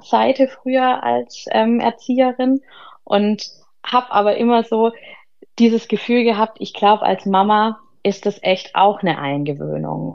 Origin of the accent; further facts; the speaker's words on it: Ludwigsburg, Baden-Württemberg, Germany; ich komme aus Ludwigsburg, das ist in der Nähe bei Stuttgart